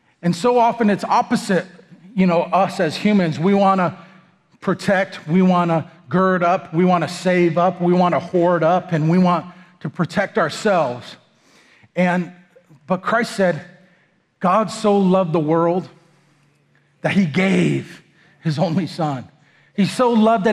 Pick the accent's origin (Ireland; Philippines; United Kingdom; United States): United States; moved away; also born or lived in Texas; I'm some whitey from America